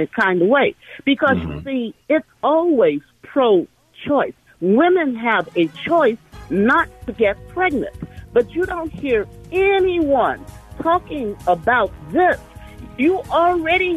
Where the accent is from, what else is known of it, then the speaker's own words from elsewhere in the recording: St. Louis, Missouri, United States; I'm from St. Louis, Missouri, where the Dred Scott decision was heard